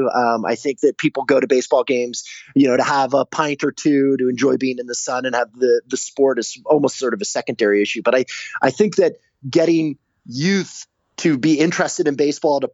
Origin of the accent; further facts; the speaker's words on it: Los Angeles, California, United States; I grew up in Los Angeles